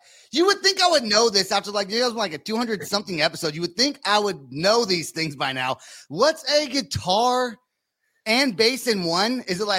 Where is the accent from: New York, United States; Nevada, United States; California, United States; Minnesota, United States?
California, United States; Bay Area; now in Oklahoma, United States; But I'm from the Bay Area, right, originally.